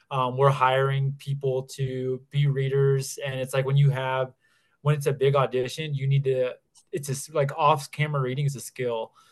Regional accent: Bavaria, Germany; also born or lived in Texas / Italy; now in Denver, United States; I actually, so I'm in Colorado right now. I'm in the Denver area, but I grew up in Europe. So my family was in the military. So I grew up in southern Bavaria in Germany.

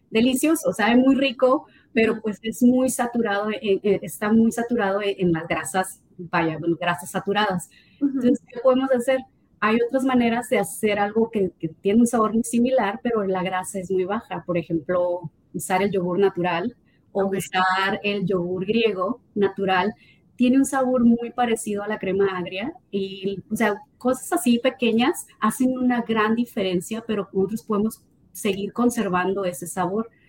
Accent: Mexico; now in United States; aunque yo me vine de México aquí a, Estados Unidos, eh, yo creo que fue donde más le, sufrí, le batallé, ¿no? De que no encontraba la comida que me supiera a, México o a, mi, o a mi estado

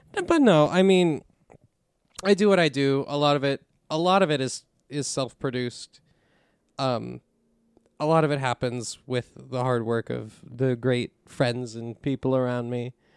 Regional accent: West Deer, Pennsylvania, United States; also born or lived in Pittsburgh; I've lived here forever. I was born up in the woods, up in, in West Deer

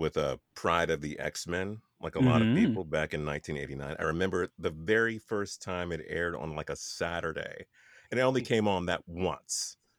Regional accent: Pittsburgh, Pennsylvania, United States; where I grew up in Pittsburgh

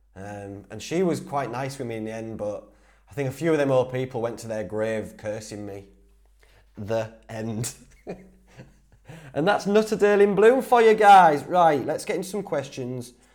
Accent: Whitby, Yorkshire and the Humber, United Kingdom; accent: Geordie twang, mixture of Yorkshire; I'm from the Northeast anyway. I'm from Whitby, so we pick up a bit of that Geordie twang. It's like a mixture of Yorkshire and, and, and all sorts of stuff in Whitby

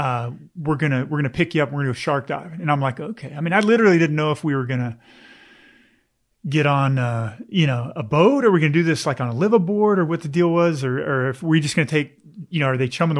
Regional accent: Fort Worth, Texas, United States; I grew up in Fort Worth, you know, in Dallas, Texas.

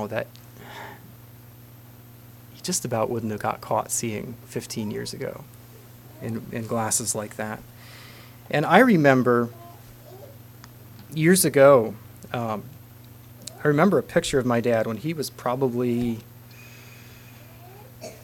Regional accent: Holmes County, Ohio, United States; moved away; I come from Holmes County, Ohio

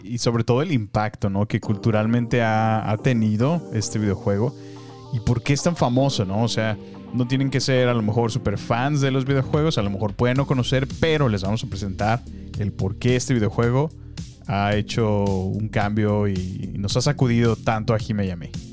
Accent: Salamanca, Guanajuato, Mexico; moved away; fue mi infancia allá en Salamanca

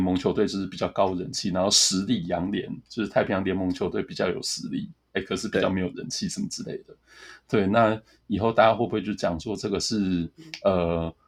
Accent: Tainan, Taiwan; 我老家台南

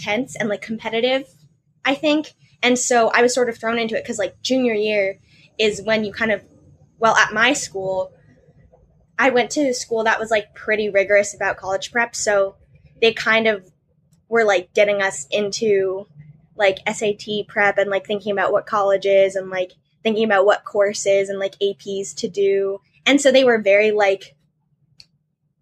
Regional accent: Washington, District of Columbia, United States; moved away as an adult; now in Madison, United States; I come from Washington, D.C., and right now I am studying at University of Wisconsin-Madison

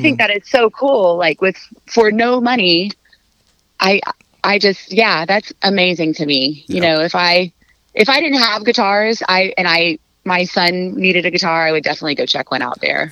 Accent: Fort Worth, Texas, United States; I'm from Fort Worth

